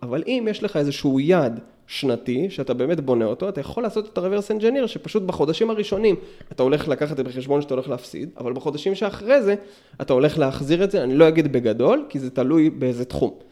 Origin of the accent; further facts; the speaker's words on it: Meitar, Southern District, Israel; now in Beersheba, Israel; עד גיל שש עשרה בערך גדלתי במיתר